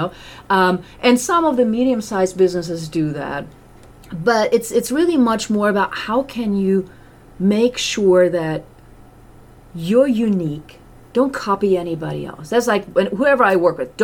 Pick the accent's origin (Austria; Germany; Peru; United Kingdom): Germany; moved away; my family's still in Europe and I'm from Germany